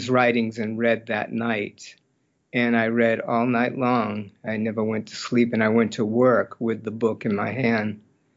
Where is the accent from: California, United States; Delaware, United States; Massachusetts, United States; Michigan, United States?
Massachusetts, United States; Hyannis; now in Portland, United States; I grew up in Massachusetts on the peninsula of Cape Cod in a little town called Hyannis.